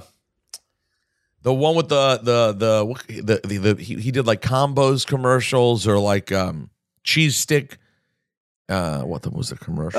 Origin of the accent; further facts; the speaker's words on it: Maryland, United States; moved away; my hometown